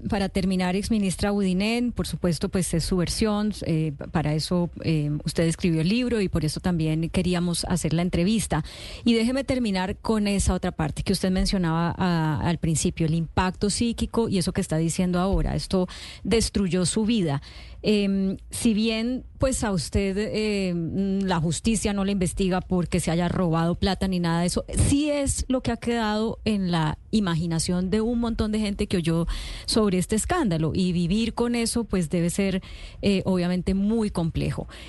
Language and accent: Spanish; Colombia; como colombiana.